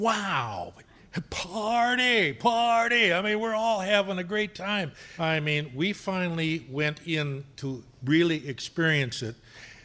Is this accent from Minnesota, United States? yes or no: yes; Madelia, Minnesota, United States; moved away as an adult; now in Ankeny, United States; I was born and raised in a little town called Madelia, which is southwest Minnesota, and a small farming community about 1,500.